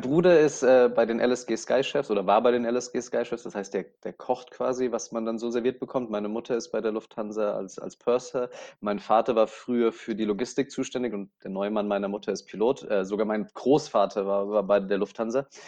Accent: Aschaffenburg, Bavaria, Germany; moved away as an adult; now in Dubai, United Arab Emirates; in meinem Heimatort Aschaffenburg

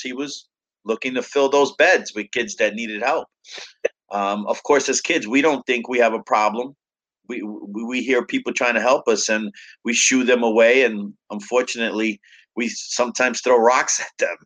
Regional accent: New York City, New York, United States; I was growing up in Brooklyn and the Bronx, back and forth with my parents

